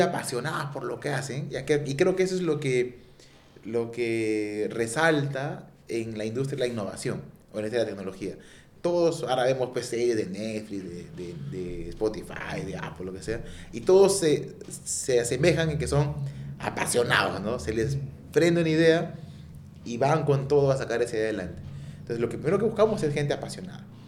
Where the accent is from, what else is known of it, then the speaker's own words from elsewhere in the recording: Peru; somos peruanos